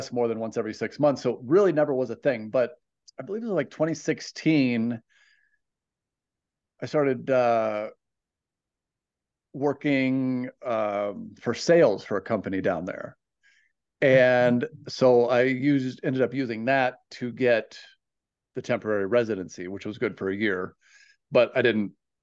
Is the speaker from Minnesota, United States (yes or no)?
yes; Minnesota, United States; moved away as an adult; now in Thailand; originally I grew up in Minnesota, so basically it's like South Canada